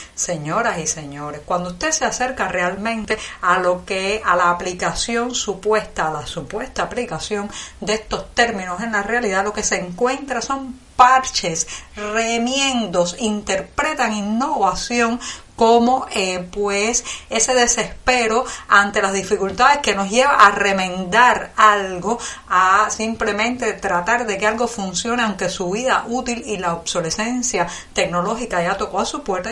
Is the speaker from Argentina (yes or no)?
no; Cuba; cubana, periodista, ciudadana